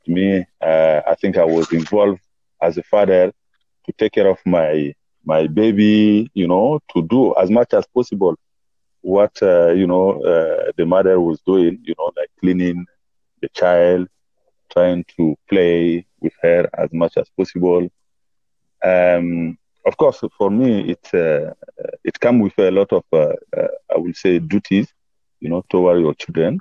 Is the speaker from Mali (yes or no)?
yes; Mali; first language Bambara; English is a second language; now in Johannesburg, South Africa; I'm originally from Mali